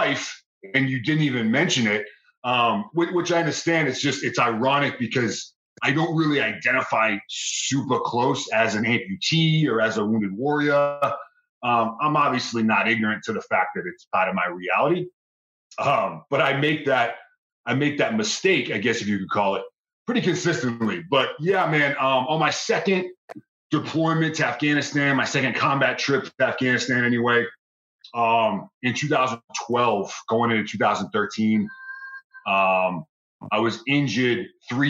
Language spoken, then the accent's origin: English; Boston, Massachusetts, United States; moved away as an adult; Boston, Mass, born and raised